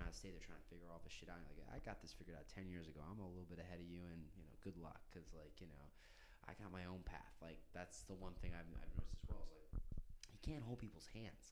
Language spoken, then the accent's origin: English; New York City, New York, United States; I'm from New York